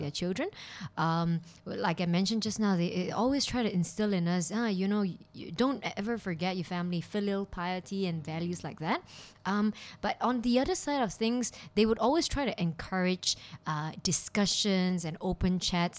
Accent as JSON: {"language": "English", "region": "Kuala Lumpur", "country": "Malaysia", "moved": "as an adult", "lives_now": "Hong Kong", "said": "I'm from Kuala Lumpur, Malaysia"}